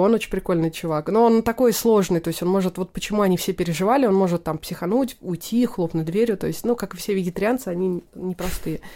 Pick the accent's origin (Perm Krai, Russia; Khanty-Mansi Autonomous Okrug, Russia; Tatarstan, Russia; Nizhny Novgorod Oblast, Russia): Tatarstan, Russia; Naberezhnye Chelny; moved away; Я родилась в Татарстане, в городе Набережные Челны